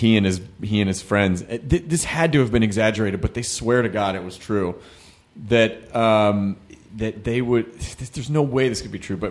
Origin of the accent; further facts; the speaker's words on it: Louisville, Kentucky, United States; born there; I was born in Louisville. I get to make that joke.